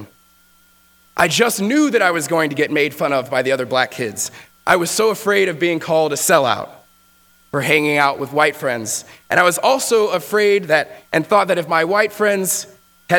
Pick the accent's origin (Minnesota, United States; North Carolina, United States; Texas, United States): Texas, United States; moved away; I grew up in Texas